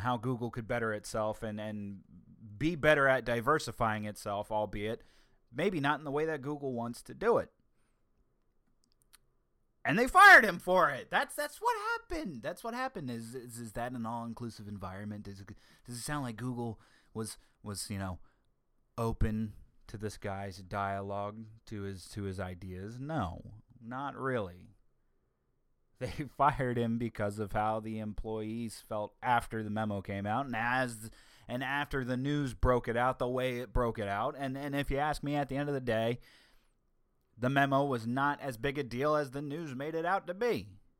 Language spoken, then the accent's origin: English; the South, United States; accent: Southern; See, that brings out my southern accent that's buried deep within myself, and I don't like bringing it out that often.